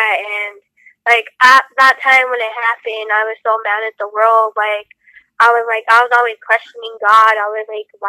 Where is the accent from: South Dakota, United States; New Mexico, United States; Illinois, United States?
New Mexico, United States; Albuquerque; I was born here in Albuquerque